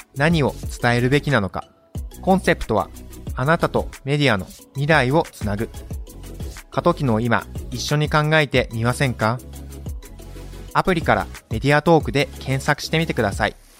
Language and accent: Japanese; Okayama, Japan; accent: Okayama dialect; now in Nagoya, Japan; 僕はあの出身岡山県です